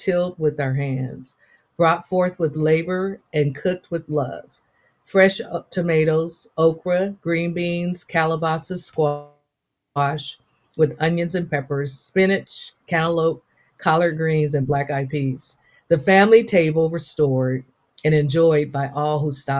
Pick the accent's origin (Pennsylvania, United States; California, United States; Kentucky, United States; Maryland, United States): California, United States; the Bay Area; first language English; I am from the Bay Area. Berkeley, San Francisco, and Oakland, California are the roots that raised me